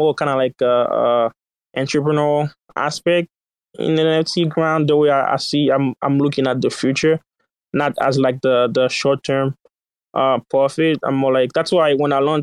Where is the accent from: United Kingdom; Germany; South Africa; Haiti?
Haiti; now in United States; I didn't grow up in the U.S. So one hour I would say I live in the U.S., but I grew up in Haiti, in a sense.